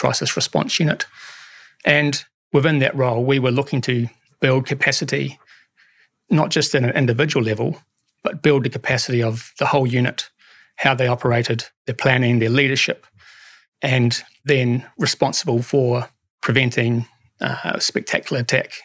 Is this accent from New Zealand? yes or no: yes; New Zealand